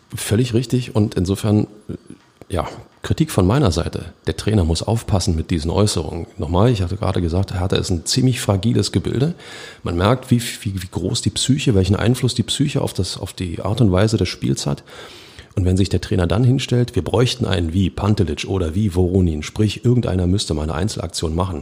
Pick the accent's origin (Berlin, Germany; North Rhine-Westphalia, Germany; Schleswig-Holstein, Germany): Berlin, Germany; als Berliner